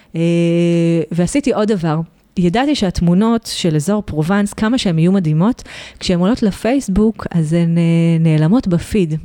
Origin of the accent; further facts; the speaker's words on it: Israel; moved away as an adult; now in Provence, France; אנחנו בתור ישראלים